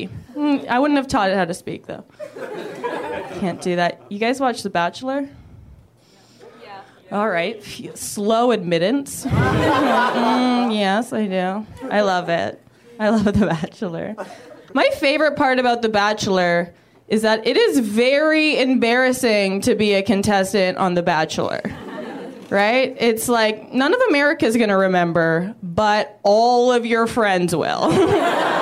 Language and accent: English; Canada; I'm from Canada